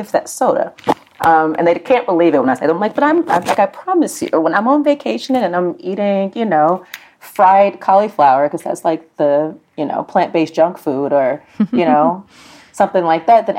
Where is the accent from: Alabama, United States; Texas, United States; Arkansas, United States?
Alabama, United States; Birmingham; I'm from Birmingham, Alabama. It is the land of all things fried and all things are soaked in butter